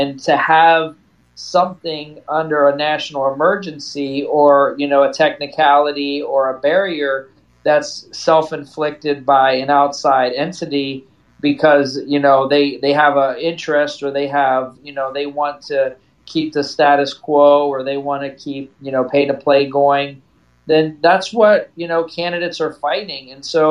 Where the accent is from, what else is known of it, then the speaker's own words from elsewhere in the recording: Fort Benning, Georgia, United States; born there; I was born in Fort Benning. My whole family served.